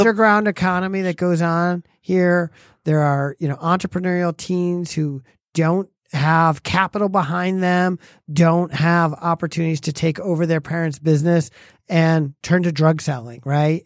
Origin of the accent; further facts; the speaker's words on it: Farmington Hills, Michigan, United States; I grew up in Farmington Hills